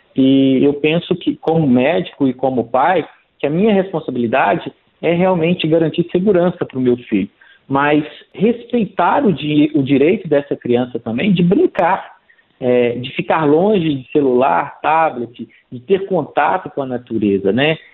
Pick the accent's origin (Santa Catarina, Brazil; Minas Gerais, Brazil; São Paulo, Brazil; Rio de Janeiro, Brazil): Minas Gerais, Brazil; interior of; eu sou do interior de Minas, é, a minha cidade, graças a Deus, tem muitas praças